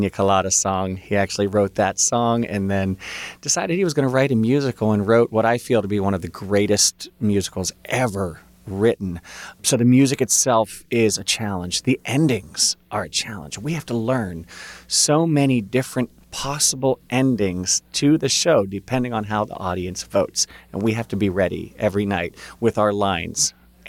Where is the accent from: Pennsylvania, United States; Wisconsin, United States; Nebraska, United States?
Pennsylvania, United States; Beaver; I grew up in Beaver.